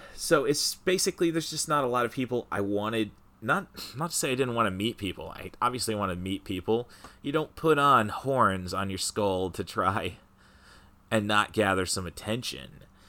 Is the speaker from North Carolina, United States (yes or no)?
no; Peoria, Illinois, United States; my hometown of Peoria